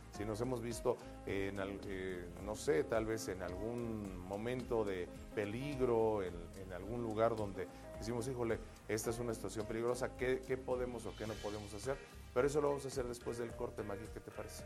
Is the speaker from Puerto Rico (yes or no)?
no; Mexico City, Mexico; somos capitalinos, defeños, citadinos